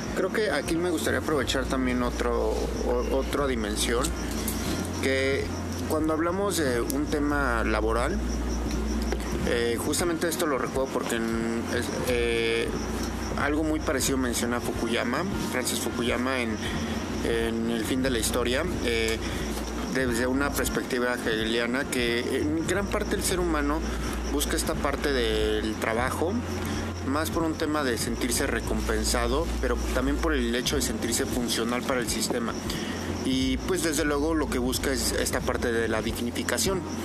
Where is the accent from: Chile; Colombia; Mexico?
Mexico; nosotros como mexicanos